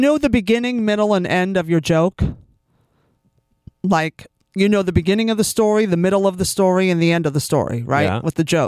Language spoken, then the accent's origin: English; California, United States; I grew up in California